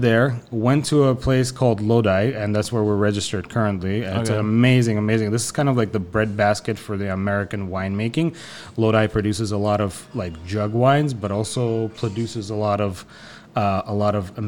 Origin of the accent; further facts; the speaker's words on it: Tbilisi, Georgia; now in Southern California, United States; I'm a Tiflisi. I'm from Tiflis originally.